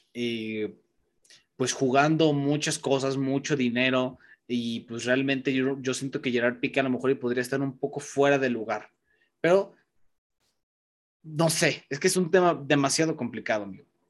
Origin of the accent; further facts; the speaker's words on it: Mexico; sí soy mexicano